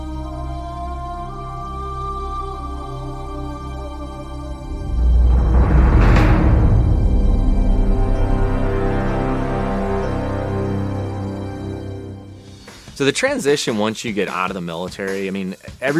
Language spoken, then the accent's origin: English; Connecticut, United States; I grew up in New England, grew up in Connecticut